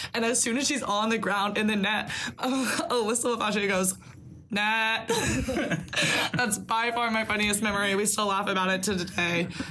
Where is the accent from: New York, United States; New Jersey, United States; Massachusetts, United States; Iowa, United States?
Iowa, United States; Solon; I'm from Solon, Iowa.